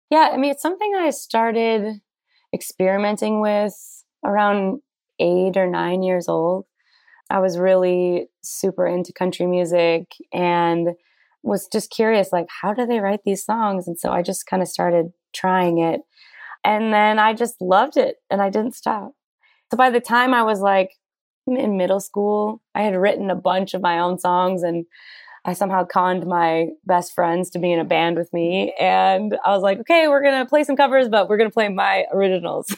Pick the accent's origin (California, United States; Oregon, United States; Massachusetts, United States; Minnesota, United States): Minnesota, United States; growing up in Minnesota and in a small town in particular